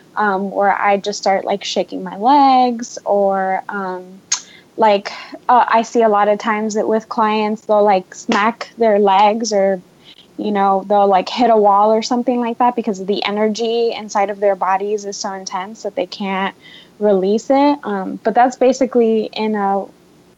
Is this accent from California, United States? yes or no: no; Miami, Florida, United States; moved away; my hometown, Miami, Florida